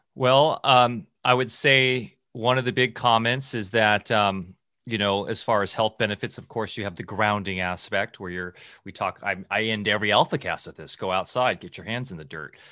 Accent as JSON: {"language": "English", "region": "Southern California", "country": "United States", "tie": "born or raised there", "said": "when I was a kid growing up in SoCal"}